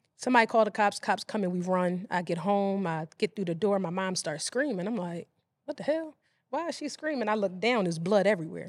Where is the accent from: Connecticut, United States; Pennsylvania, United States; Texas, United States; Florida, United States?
Pennsylvania, United States; Philadelphia; I grew up in West Philadelphia